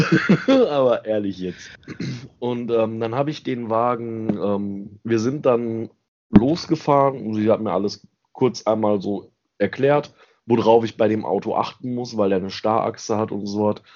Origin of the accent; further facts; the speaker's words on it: Ruhr area / Lower Rhine, North Rhine-Westphalia, Germany; bei uns im Ruhrgebiet und am Niederrhein